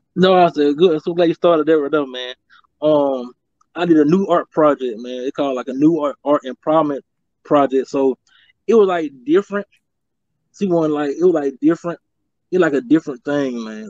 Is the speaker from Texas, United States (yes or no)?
no; Macon, Georgia, United States; born or raised there